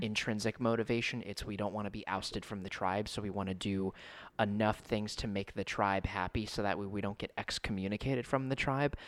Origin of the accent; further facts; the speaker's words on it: United States; I was born in the United States